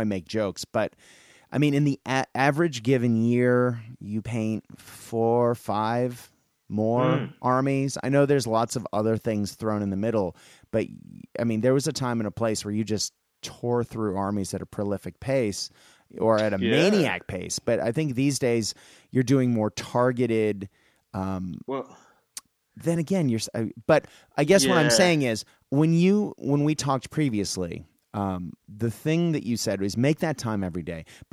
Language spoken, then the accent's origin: English; Boston, Massachusetts, United States; I grew up in Boston